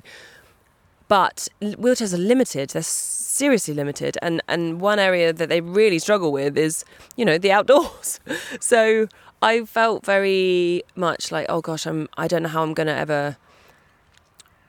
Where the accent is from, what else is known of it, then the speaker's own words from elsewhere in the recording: East Sussex, South East England, United Kingdom; So I grew up in East Sussex. We were in the middle of nowhere, in a tiny little cottage